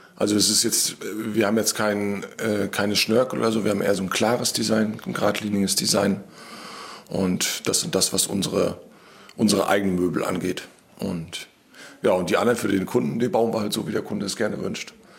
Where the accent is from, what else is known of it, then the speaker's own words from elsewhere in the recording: Wismar, Mecklenburg-Vorpommern, Germany; Wir kommen beide aus Wismar